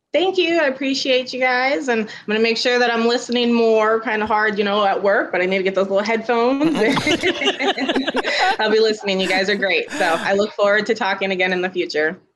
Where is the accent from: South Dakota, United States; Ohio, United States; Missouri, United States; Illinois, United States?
South Dakota, United States; Sioux Falls; I'm actually from Sioux Falls